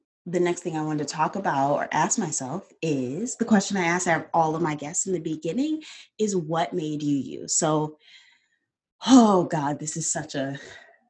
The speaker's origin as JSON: {"language": "English", "town": "Detroit", "region": "Michigan", "country": "United States", "tie": "born or raised there", "said": "I grew up on the northeast side of Detroit, but I went to schools in the suburbs in all white schools"}